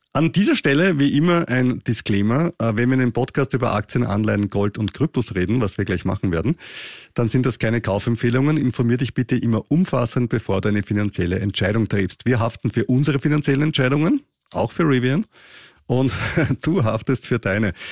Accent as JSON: {"language": "German", "country": "Austria", "said": "wir österreichischen Steuerzahler"}